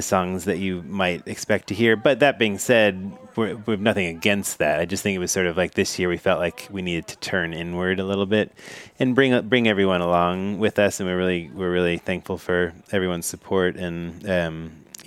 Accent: Cincinnati, Ohio, United States; I'm from Cincinnati, Ohio, and I was born in 1976

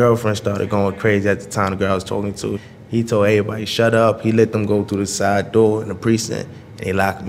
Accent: New York City, New York, United States; born or raised there

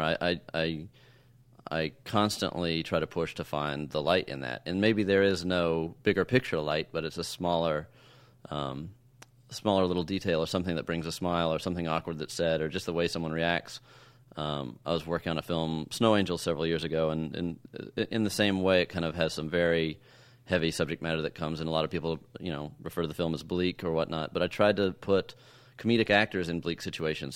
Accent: Texas, United States; I grew up in Texas

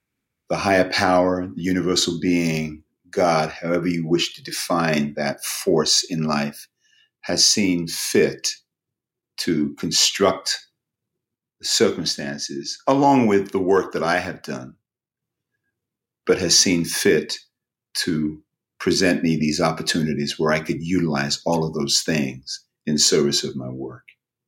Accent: Lewisham, London, United Kingdom; It's a wonderful thing that I don't necessarily sound like I am from Lewisham, but it's also a wonderful thing that I could sound

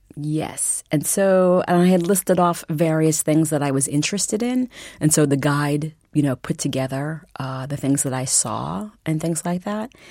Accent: Massachusetts, United States; I'm from Massachusetts

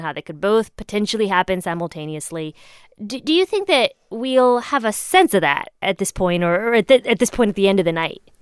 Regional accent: Indiana, United States; moved away; Indiana, my home state

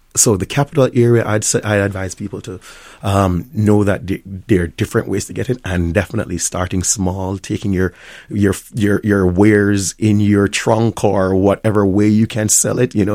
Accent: Jamaica; accent: Jamaican; moved away as an adult; also born or lived in Tampa, Florida / Miami, Florida / Washington, D.C.; now in Minnesota, United States; didn't know that I was Jamaican a lot of times until later in life. And so now I'm in the Jamaican space, my accent is much thicker

